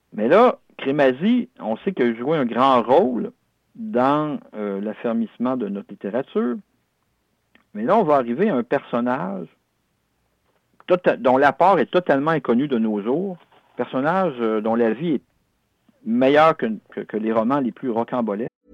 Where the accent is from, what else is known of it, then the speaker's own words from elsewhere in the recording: Quebec, Canada; chez nous, au Canada français.